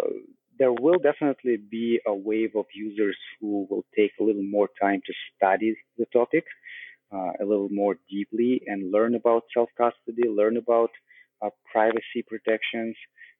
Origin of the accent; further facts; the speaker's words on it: Russia; English is a second language; moved away; also born or lived in Canada; because I come from Russia, and then I spent quite a bit of my life in Canada, and I currently travel as well.